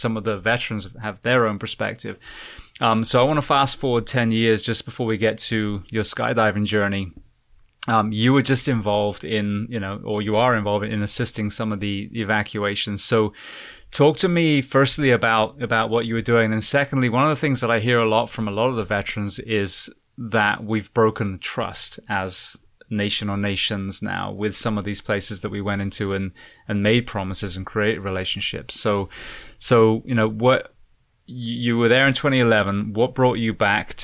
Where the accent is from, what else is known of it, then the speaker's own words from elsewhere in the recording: United Kingdom; also born or lived in Osaka; being British